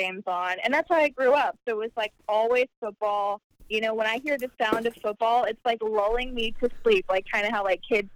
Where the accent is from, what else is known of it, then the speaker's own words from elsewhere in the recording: Carrollton, Texas, United States; moved away as an adult; now in Florida, United States; I'm from a suburb right outside of Dallas, Texas, called Carrollton